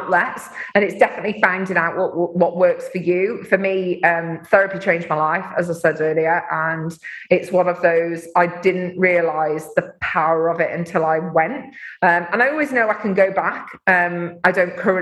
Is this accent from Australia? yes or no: no; Mansfield, East Midlands, United Kingdom; my hometown of Mansfield